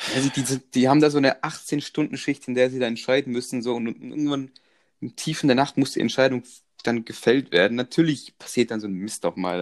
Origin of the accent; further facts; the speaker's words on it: Croatia; ich komme aus Kroatien